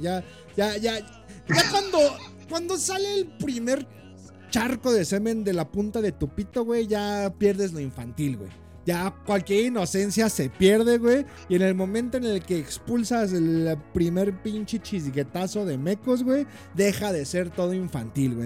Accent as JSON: {"language": "Spanish", "country": "Mexico", "said": "como mexicano"}